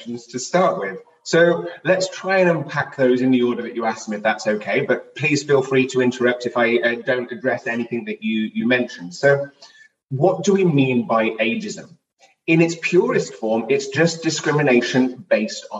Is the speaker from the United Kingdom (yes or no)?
yes; United Kingdom; moved away as an adult; also born or lived in Swansea, Wales; now in Los Angeles, United States; I am not from the United States. I'm originally from the United Kingdom